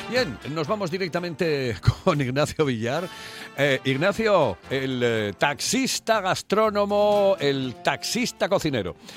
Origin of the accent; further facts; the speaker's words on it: England, United Kingdom; No hay mentiras. Yo soy inglés